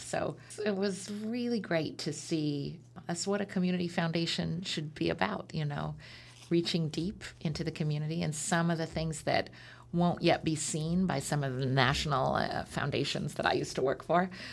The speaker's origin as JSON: {"language": "English", "town": "Beaverton", "region": "Oregon", "country": "United States", "tie": "born or raised there", "also_born_or_lived": "Portland, Oregon", "said": "Born in Portland, grew up in the Beaverton area"}